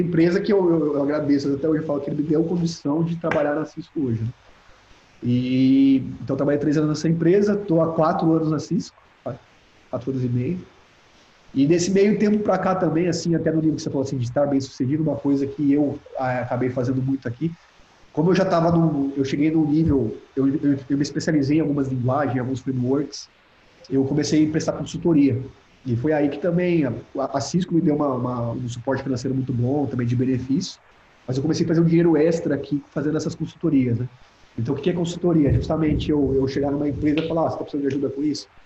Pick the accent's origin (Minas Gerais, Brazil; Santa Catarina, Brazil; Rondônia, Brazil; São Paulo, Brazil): São Paulo, Brazil; Piracicaba; moved away as an adult; now in Orlando, United States; saí de Piracicaba, tô na Califórnia